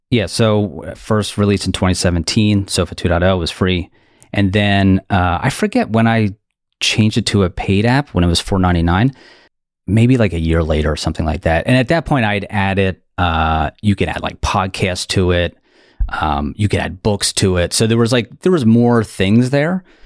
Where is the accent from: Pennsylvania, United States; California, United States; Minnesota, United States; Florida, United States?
Pennsylvania, United States; Delaware County, outside Philadelphia; accent: Delco; I am from uh, suburbs outside of Philly, um, specifically a township called Delco or Delaware County. That's why my voice sounds like this